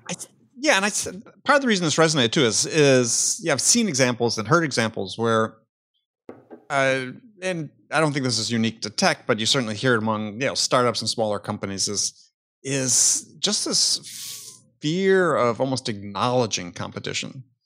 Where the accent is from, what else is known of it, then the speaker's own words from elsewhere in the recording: Wisconsin, United States; I grew up in Wisconsin, the heyday of the Green Bay Packers